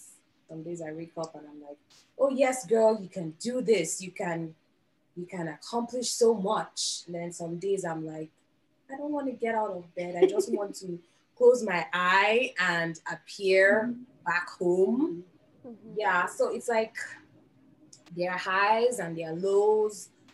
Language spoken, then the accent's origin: English; Nigeria; moved away as an adult